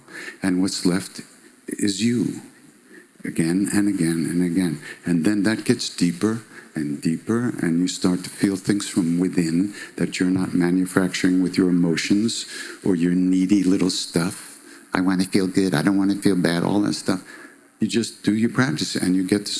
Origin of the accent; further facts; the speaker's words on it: Long Island, New York, United States; I'm from Long Island